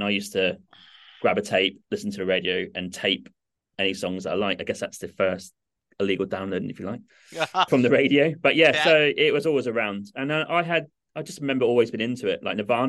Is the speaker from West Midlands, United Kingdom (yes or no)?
no; Norwich, East of England, United Kingdom; I grew up in England, in Norwich, little city to the east, about 2 hours from London, 45 minutes from Cambridge.